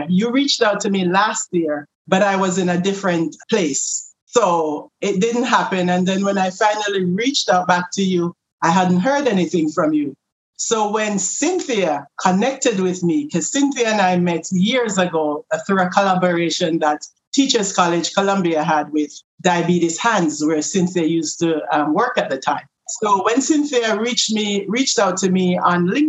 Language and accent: English; Jamaica; moved away; I'm from Jamaica.